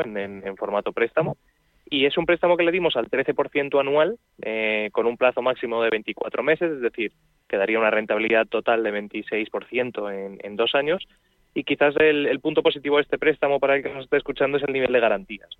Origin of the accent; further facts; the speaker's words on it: Madrid, Community of Madrid, Spain; los que somos de aquí de Madrid